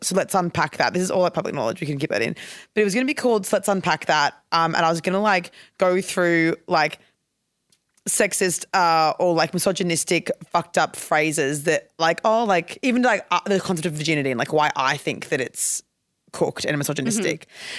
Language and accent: English; Queensland, Australia; I'm from Queensland